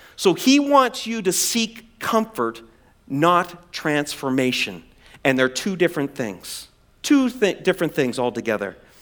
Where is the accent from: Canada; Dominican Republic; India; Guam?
Canada; East Coast of Canada, Atlantic Canada; moved away; I'm from the East Coast of Canada. I grew up in the ocean there